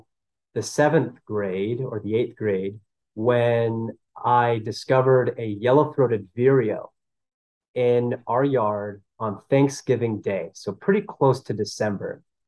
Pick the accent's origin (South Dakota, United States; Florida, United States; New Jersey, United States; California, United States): Florida, United States; Miami; moved away as an adult; now in Las Vegas, United States; I grew up in the Miami, Florida area, so in and around Miami.